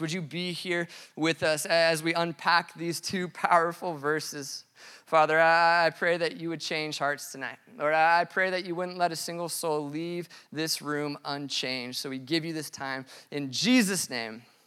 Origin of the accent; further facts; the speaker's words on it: Colorado, United States; I grew up in Colorado